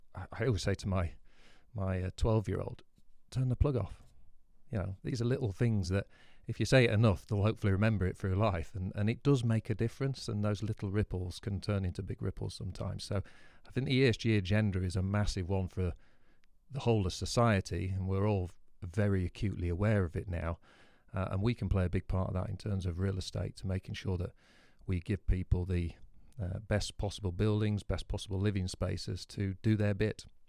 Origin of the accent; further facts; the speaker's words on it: Scarborough, Yorkshire and the Humber, United Kingdom; my hometown